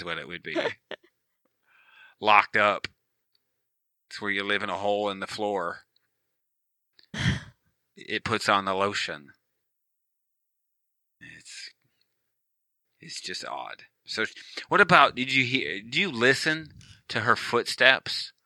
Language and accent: English; Monroe, Michigan, United States; my hometown. It's not it. Monroe, Michigan